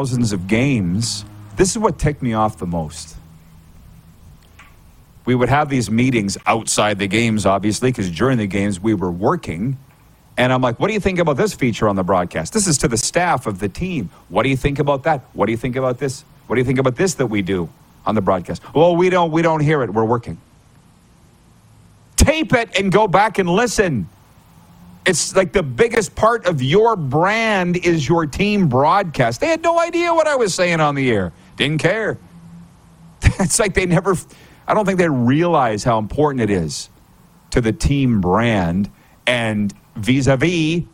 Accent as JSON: {"language": "English", "country": "Canada", "moved": "as an adult", "said": "As a Canadian coming down to a Sun Belt location"}